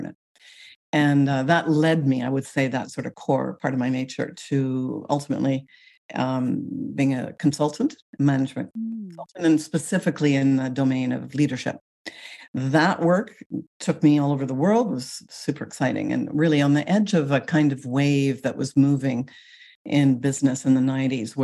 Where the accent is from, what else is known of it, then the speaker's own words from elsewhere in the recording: Canada; moved away as an adult; also born or lived in Paris, France; now in Seattle, United States; I'm Canadian. Mm. I still identify actually as a Canadian, but I now live in the United States.